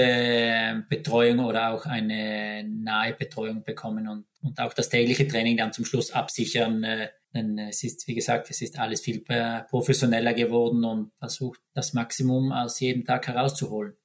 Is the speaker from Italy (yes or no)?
yes; South Tyrol, Trentino-Alto Adige, Italy; moved away as an adult; now in Norway; für mich als Südtiroler